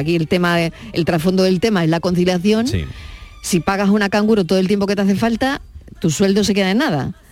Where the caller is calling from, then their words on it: Jerez de la Frontera, Andalusia, Spain; soy Curra de Jerez.